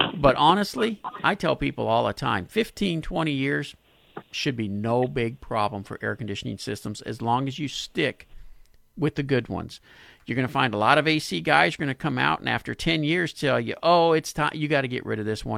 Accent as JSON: {"language": "English", "town": "Pasadena", "country": "United States", "tie": "born or raised there", "said": "my hometown of Pasadena"}